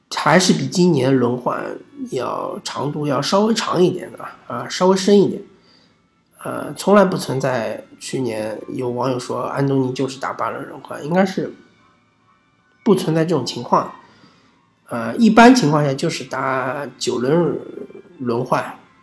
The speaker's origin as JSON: {"language": "Chinese", "country": "China", "said": "我们中国人"}